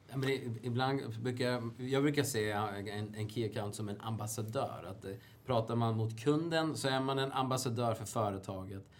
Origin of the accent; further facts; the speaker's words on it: Sweden; som svensk är man ju väldigt lokalpatriotisk